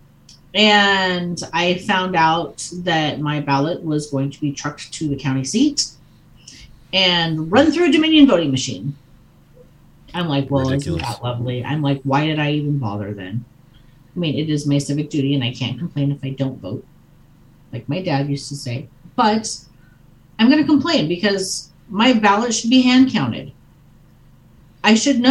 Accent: Oregon, United States; now in Montana, United States; I was born in Oregon

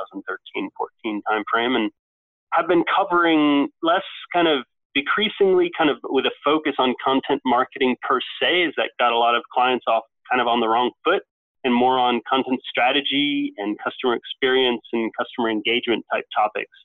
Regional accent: United States; moved away as an adult; also born or lived in Norway; now in London, United Kingdom; I grew up in the States, of course, went to Duke

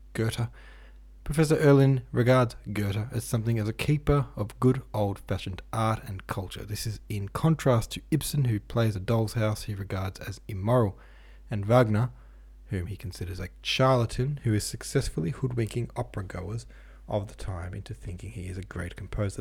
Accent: Lilydale, Victoria, Australia; actually from my hometown of Lilydale

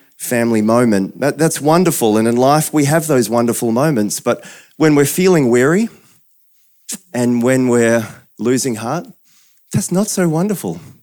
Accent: New Zealand; moved away; I'm a Kiwi originally

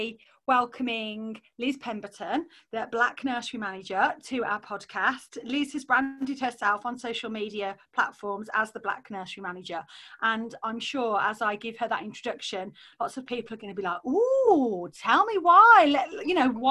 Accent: Solihull, West Midlands, United Kingdom; accent: posh Solihull; I've obviously got my posh Solihull accent on

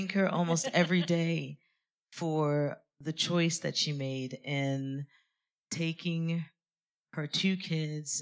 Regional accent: France; moved away as an adult; now in London, United Kingdom; I grew up completely in France. I only left France four or five years ago.

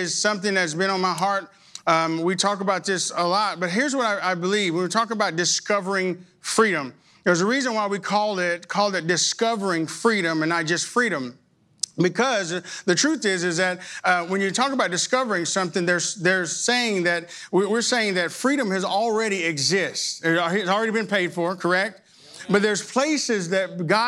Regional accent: Arkansas, United States; now in Texas, United States; I absolutely was born in Texas. I was raised in Arkansas, but I got back to Texas as soon as I could

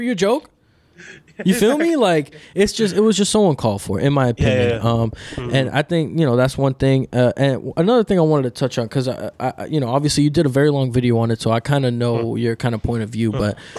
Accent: New York City, New York, United States; also born or lived in Dominican Republic / Miami; I was born in New York City, but I lived in DR for a bit. So I know what it is to, I'm first generation American

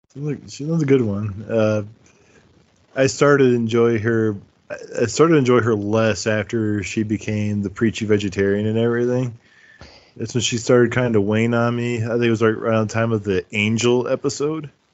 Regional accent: Midwest, United States; Midwestern like me

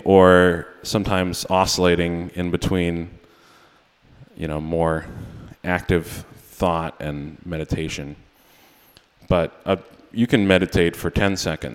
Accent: Maine, United States; also born or lived in New York; I am from Maine

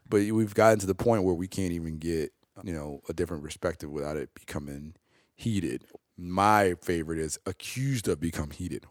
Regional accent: Oak Park, Illinois, United States; also born or lived in West Side, Chicago; I grew up in Oak Park.

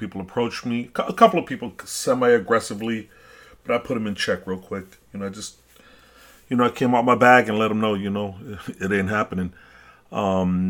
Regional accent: New York City, New York, United States; I'm a New Yorker, and that's, you know, my New York runs in my veins, my city.

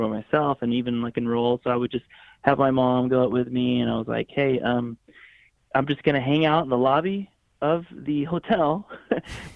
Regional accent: Florida, United States; moved away as an adult; also born or lived in Atlanta, Georgia / Los Angeles, California; now in Nashville, United States; I grew up in Florida. I was born in Atlanta, Georgia area. But I mean, from age 4 to 20 or 19, basically

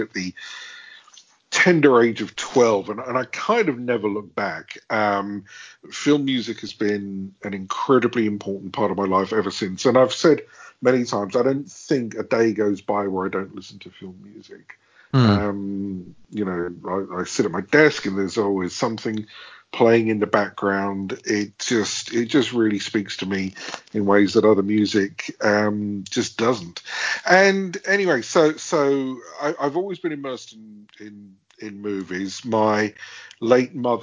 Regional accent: London, United Kingdom; I grew up in London

